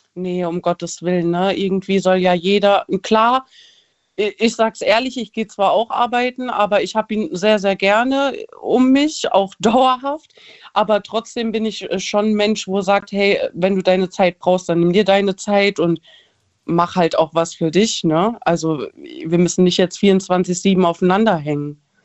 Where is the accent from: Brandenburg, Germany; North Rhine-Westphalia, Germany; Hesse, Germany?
Hesse, Germany; Frankfurt; ich komme aus Frankfurt